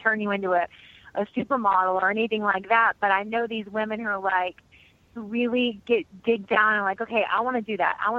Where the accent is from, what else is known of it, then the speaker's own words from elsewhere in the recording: Murray, Kentucky, United States; moved away as an adult; also born or lived in London / Paris / New York; I'm from Murray, Kentucky, which is a town of like 8,000 people. I went to college. I graduated from high school